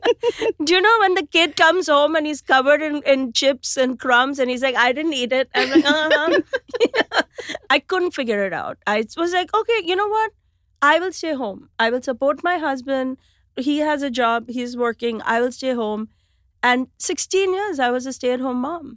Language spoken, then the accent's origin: English; India; moved away as an adult; now in New York City, United States; we grew up in India